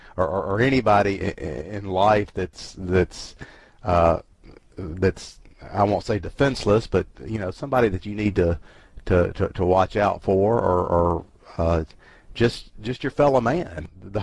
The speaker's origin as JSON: {"language": "English", "region": "Deep South", "country": "United States", "said": "I'm from the Deep South and, you know, I lived through this stuff."}